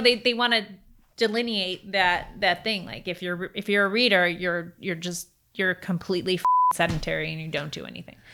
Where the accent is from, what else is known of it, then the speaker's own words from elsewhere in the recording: Chicago, Illinois, United States; now in California, United States; I'm from Chicago